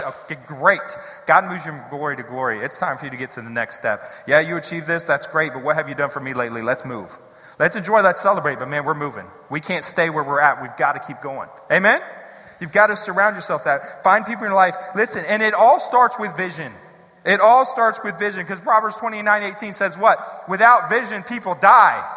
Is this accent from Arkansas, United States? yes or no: no; Columbus, Ohio, United States; moved away as an adult; also born or lived in Pennsylvania / Texas / Missouri; now in Columbus, United States; I'm from the west side of Columbus originally.